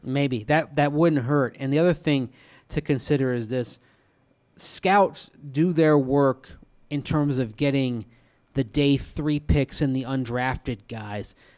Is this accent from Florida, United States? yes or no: yes; Tampa, Florida, United States; now in Denver, United States; I grew up with this in Tampa.